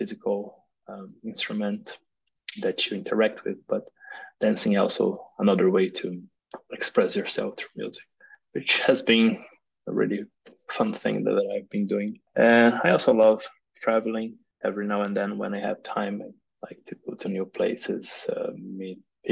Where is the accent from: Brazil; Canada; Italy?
Brazil; moved away as an adult; also born or lived in Germany; now in Portugal; I moved here to Portugal, but I'm originally from Brazil.